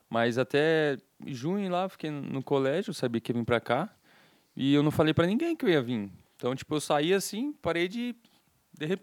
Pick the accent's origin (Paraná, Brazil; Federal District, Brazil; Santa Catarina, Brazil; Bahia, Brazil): Paraná, Brazil; Curitiba; Aqui em Curitiba lá no mesmo.